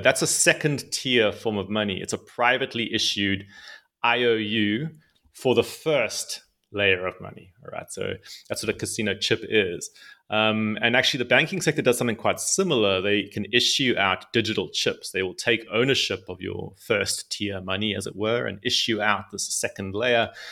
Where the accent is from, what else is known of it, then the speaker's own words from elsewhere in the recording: South Africa; I'm, I'm come from South Africa. Uh, so I grew up in South Africa